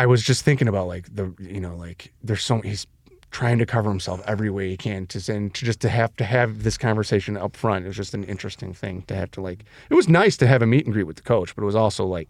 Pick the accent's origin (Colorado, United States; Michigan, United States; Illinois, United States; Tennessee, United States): Illinois, United States; Elmwood Park; When we were growing up in Elwood Park.